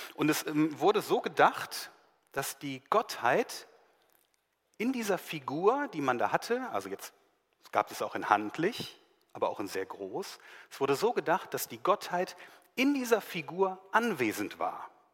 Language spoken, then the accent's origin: German; Germany; bei uns in Deutschland hier